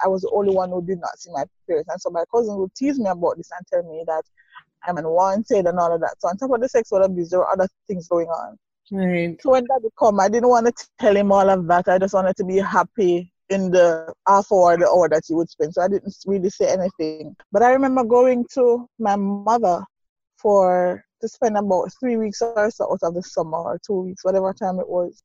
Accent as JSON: {"language": "English", "region": "Saint Mary", "country": "Jamaica", "tie": "born or raised there", "also_born_or_lived": "Kingston, Jamaica", "said": "growing up in St. Mary, um, deep rural parish"}